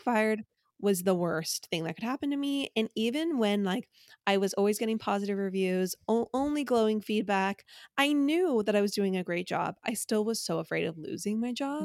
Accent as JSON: {"language": "English", "area": "Orange County", "region": "California", "country": "United States", "tie": "born or raised there"}